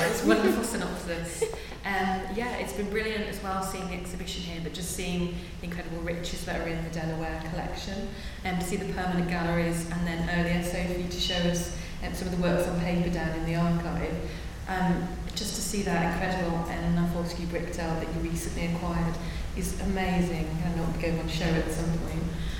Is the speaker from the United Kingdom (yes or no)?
yes; England, United Kingdom; As an English person, I really can't take compliments.